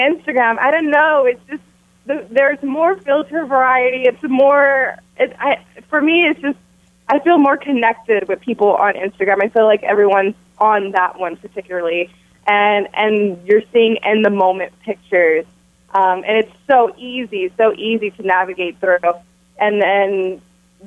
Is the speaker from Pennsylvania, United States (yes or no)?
no; Texas, United States; moved away; I'm in Texas. I came to Texas for this premiere, just to be here in my hometown